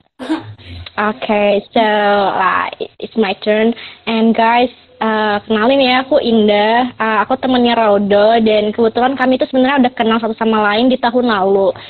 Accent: Medan, North Sumatra, Indonesia; aku sendiri asalnya dari Medan

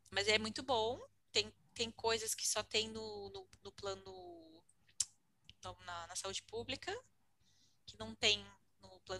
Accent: Brazil; moved away; a gente é brasileira.

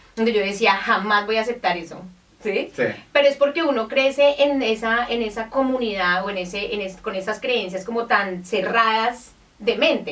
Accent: Colombia; nosotros venimos de Colombia

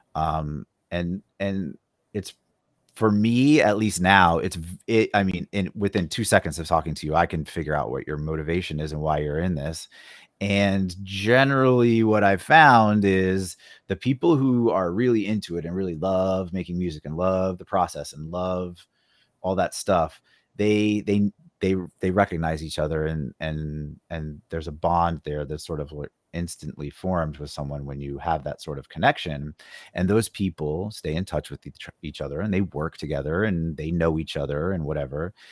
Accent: Phoenix, Arizona, United States; moved away; I grew up in Phoenix

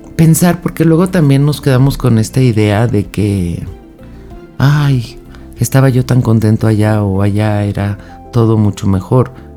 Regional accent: Mexico; México, que es de donde yo soy

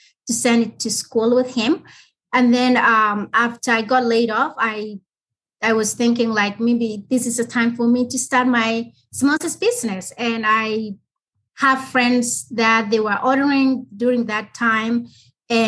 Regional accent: South Sudan; now in Colorado, United States; from my country, from South Sudan

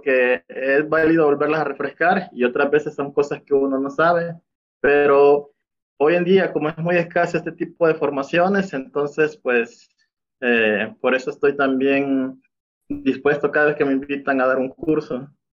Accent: El Salvador; moved away as an adult; now in Mexico; Soy del Salvador. Actualmente estoy viviendo aquí en México. pues yo, mi formación fue en El Salvador

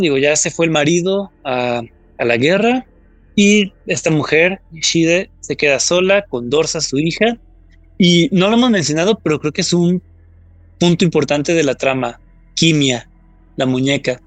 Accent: Mexico; los mexicanos

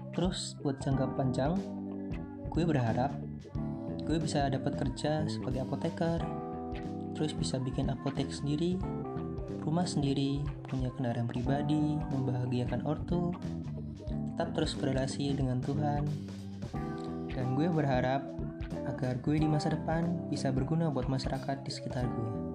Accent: Pringsewu, Lampung, Indonesia; Asal gue dari Lampung, tepatnya Pringsewu, Kecamatan Sukarjo

